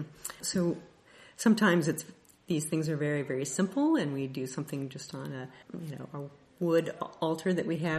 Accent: Kansas City, United States; I am from the Kansas City area.

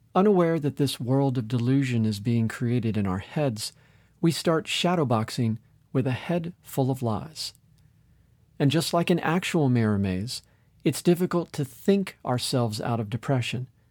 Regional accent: Orlando, Florida, United States; my hometown of Orlando, Florida

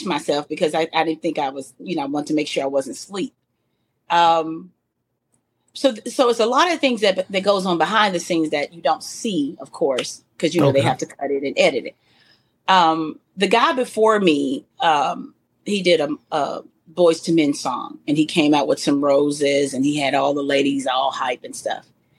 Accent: Little Rock, Arkansas, United States; I'm from Little Rock, Arkansas. I'm a vocalist.

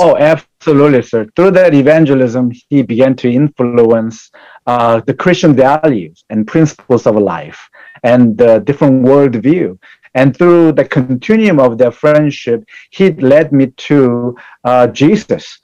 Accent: South Korea; now in United States; I was born in South Korea and migrated to United States in 1982, and I grew up in family of uh, with a Buddhist and Catholic uh, beliefs

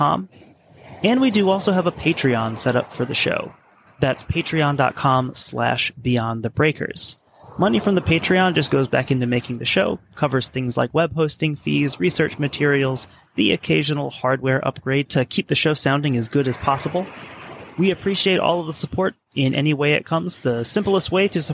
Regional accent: United States; as an American

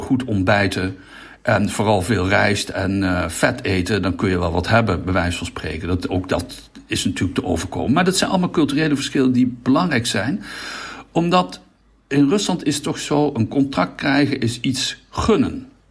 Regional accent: Netherlands

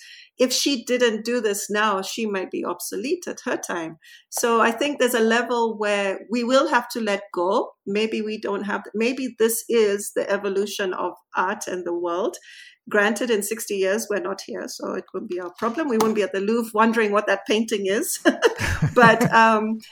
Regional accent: Nairobi, Kenya; moved away as an adult

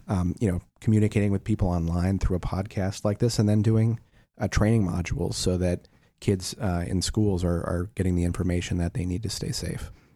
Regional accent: Wisconsin, United States; when I was a kid growing up in Wisconsin

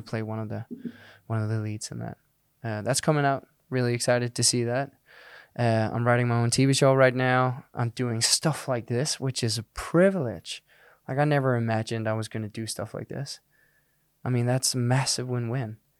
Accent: Denmark; first language Danish; English is a second language; moved away as an adult; I'd done a few things back in Denmark, but that was in Danish.

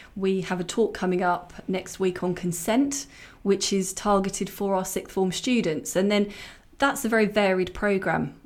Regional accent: Hertfordshire, East of England, United Kingdom; I grew up in Hertfordshire.

